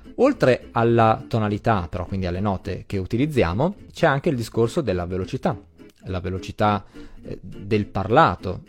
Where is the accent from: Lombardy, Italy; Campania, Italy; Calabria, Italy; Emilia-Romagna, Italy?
Emilia-Romagna, Italy; accent: Emilian; also born or lived in Abruzzo; sono nato in Abruzzo, ma, eh, ho sempre vissuto in Emilia, quindi in realtà sì, ho l'accento emiliano